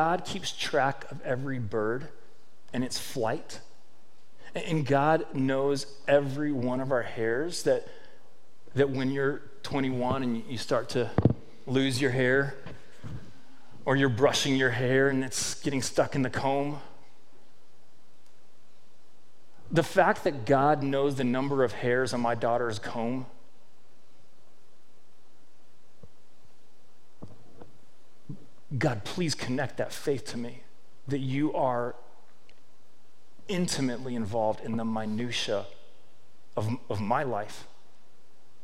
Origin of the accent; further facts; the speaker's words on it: Victoria, Texas, United States; I'm a nobody from Victoria, Texas